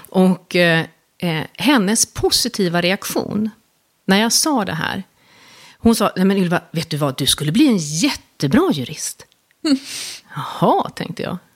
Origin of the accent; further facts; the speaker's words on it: Stockholm, Stockholm County, Sweden; jag är uppvuxen i, i Stockholm